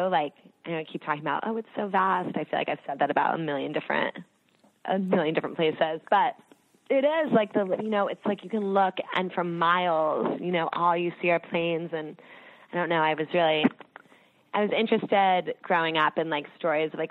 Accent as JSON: {"language": "English", "region": "East Coast", "country": "United States", "said": "i am from the East Coast, and it's interesting."}